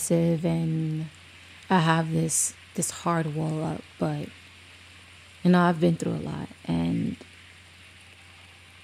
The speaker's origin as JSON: {"language": "English", "town": "New York City", "region": "New York", "country": "United States", "said": "I might not have been raised in the hood, but I'm from Brooklyn"}